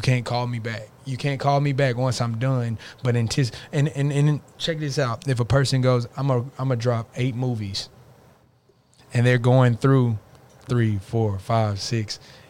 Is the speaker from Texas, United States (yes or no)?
yes; Arlington, Texas, United States; I'm from, like, people know I'm from Arlington as well.